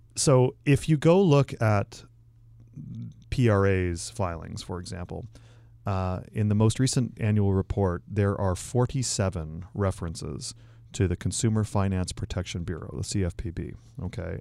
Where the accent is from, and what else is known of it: Canada; moved away